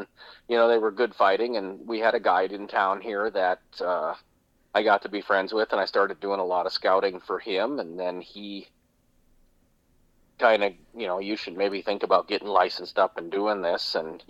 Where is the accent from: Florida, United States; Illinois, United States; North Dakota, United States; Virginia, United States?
North Dakota, United States; Grand Forks; I am from Grand Forks, North Dakota, up on the Red River of the North.